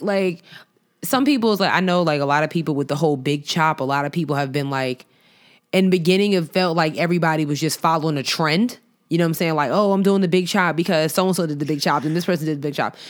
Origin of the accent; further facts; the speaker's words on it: Long Island, New York, United States; me growing up on Long Island